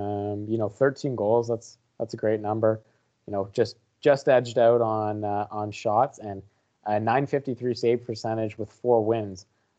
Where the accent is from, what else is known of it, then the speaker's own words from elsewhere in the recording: Canada; As a Canadian, we just fired our goalie.